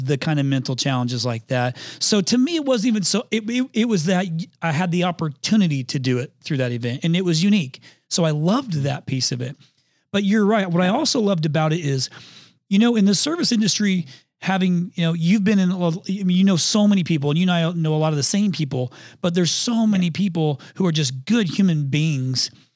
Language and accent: English; Indiana, United States; I'm from Indiana